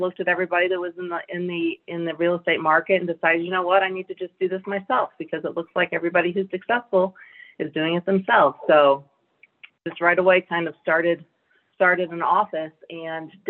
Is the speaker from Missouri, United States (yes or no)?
yes; St. Louis, Missouri, United States; moved away as an adult; now in Branson, United States; I grew up in St. Louis, right, and worked for a title insurance company.